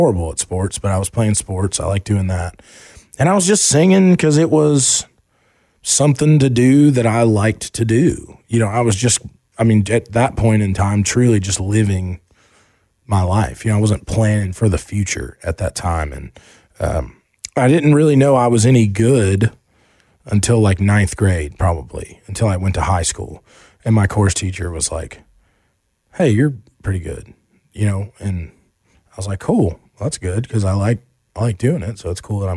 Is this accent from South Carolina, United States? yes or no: no; Asheville, North Carolina, United States; also born or lived in Charlotte, North Carolina; when we moved from Charlotte to Asheville